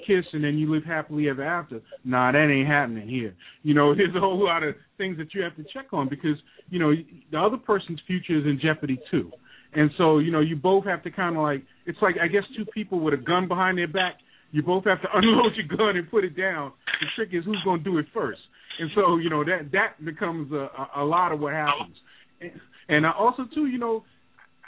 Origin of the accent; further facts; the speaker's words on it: New York, United States; moved away; I'm originally from New York